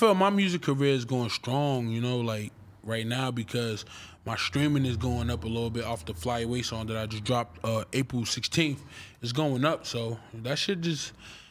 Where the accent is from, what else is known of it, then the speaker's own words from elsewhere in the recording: Calabasas, California, United States; I don't be in the streets, bro. I'm from Calabasas.